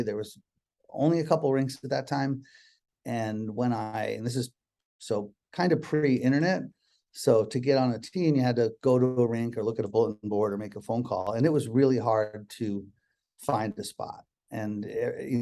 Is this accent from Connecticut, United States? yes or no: yes; Connecticut, United States; also born or lived in Boston, Massachusetts; now in Seattle, United States; I was born in Boston, grew up in Connecticut